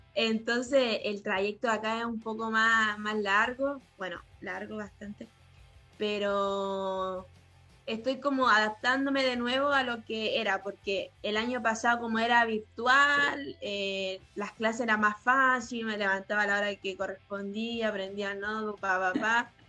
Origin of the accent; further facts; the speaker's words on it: Chile; moved away as an adult; also born or lived in Antofagasta, Chile; now in Argentina; somos poquitas chilenas